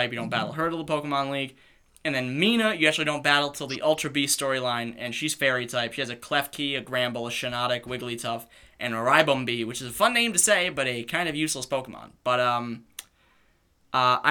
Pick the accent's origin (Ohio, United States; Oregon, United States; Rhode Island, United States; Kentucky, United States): Rhode Island, United States; we're from Rhode Island